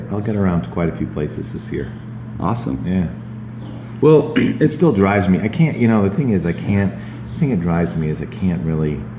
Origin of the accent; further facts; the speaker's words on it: New England, United States; also born or lived in Colorado; I'm from New England